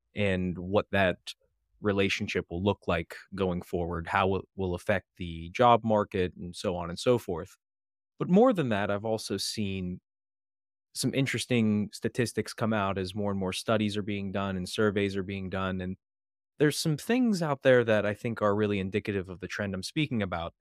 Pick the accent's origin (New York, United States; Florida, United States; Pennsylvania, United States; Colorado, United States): Pennsylvania, United States; Western; moved away as an adult; now in Maryland, United States; I'm originally from Western Pennsylvania